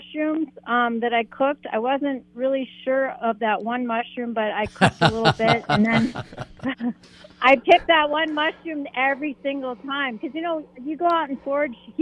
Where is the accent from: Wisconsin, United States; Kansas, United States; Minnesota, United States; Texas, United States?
Minnesota, United States; North Shore of Lake Superior; I was raised up on the North Shore of Lake Superior